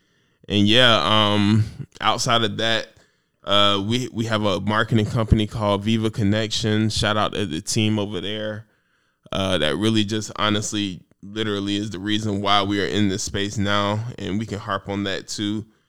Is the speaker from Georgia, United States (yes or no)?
yes; Savannah, Georgia, United States; I'm from Savannah, Georgia.